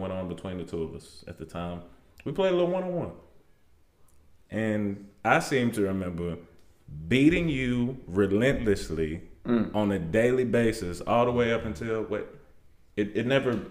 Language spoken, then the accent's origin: English; Fayetteville, United States; born or raised there